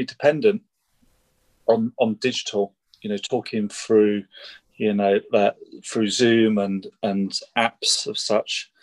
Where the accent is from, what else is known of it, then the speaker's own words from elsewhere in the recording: Heath and Reach, East of England, United Kingdom; I grew up in Bedfordshire.